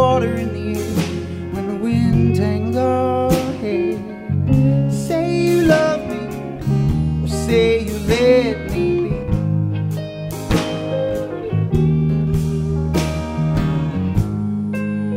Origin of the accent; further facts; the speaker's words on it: Philadelphia, Pennsylvania, United States; I'm from Philadelphia